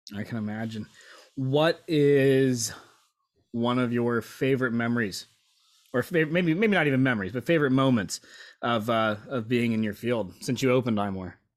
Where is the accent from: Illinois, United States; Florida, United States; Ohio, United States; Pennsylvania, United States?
Pennsylvania, United States; Lancaster; moved away as an adult; also born or lived in Virginia Beach / Norfolk; born and raised in Lancaster